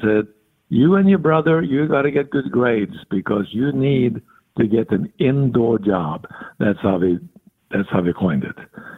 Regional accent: Norway; English is a second language; Well, I was born in 42, so you can figure out how old I'm going to get before the end of the year.

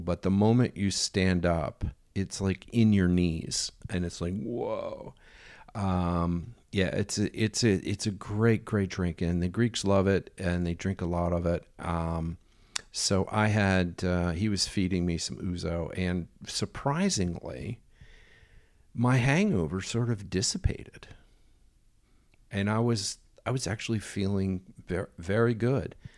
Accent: United States; being an American

